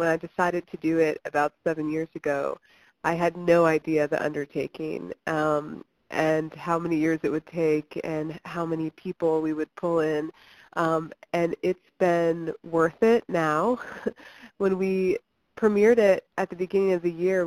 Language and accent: English; Lexington, Kentucky, United States; I grew up in Lexington